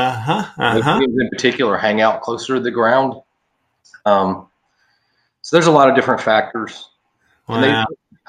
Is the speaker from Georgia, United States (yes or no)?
yes; Atlanta, Georgia, United States; moved away as an adult; now in Southwest Florida, United States; I'm from Atlanta originally.